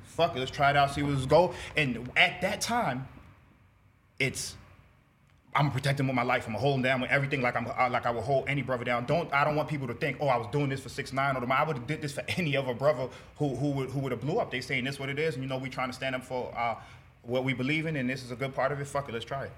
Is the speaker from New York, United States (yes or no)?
yes; New York City, New York, United States; I'm from Brooklyn, Bedford Stuyvesant part of Brooklyn